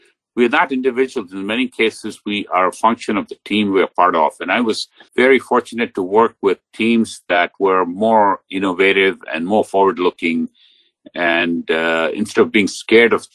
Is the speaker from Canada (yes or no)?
no; India; moved away as an adult; now in United States; I grew up in India, and my undergraduate education was in India